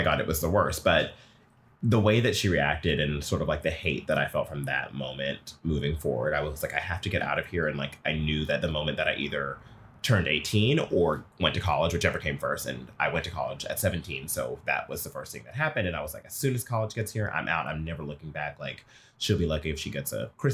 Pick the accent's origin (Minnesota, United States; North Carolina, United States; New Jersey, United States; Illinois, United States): North Carolina, United States; Durham; moved away as an adult; now in New York, United States; I was raised in North Carolina